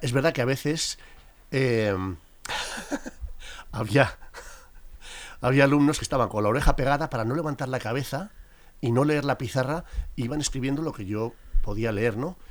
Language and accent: Spanish; La Rioja, Spain; moved away as an adult; now in Madrid, Spain; nací en La Rioja, en un pequeño pueblecito y a los 18 años vinimos para Madrid